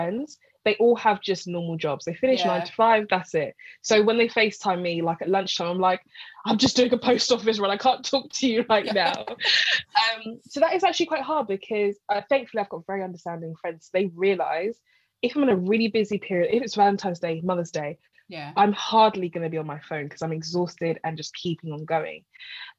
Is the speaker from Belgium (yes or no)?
no; London, United Kingdom; I'm from North London